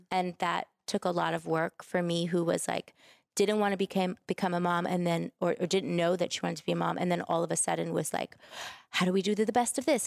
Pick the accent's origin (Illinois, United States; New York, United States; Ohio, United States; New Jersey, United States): New York, United States; New York City; I'm from New York. I'm a Brooklyn girl